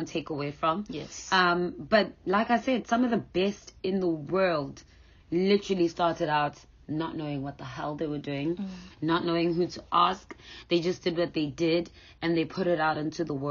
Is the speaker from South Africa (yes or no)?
yes; South Africa; being a young black child growing up in South Africa